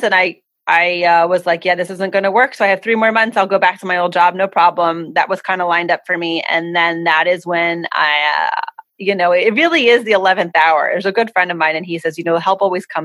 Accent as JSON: {"language": "English", "region": "East Coast", "country": "United States", "tie": "born or raised there", "also_born_or_lived": "Philadelphia", "moved": "as an adult", "lives_now": "Hawaii, United States", "said": "I was born and raised on the East Coast with East Coast mentality"}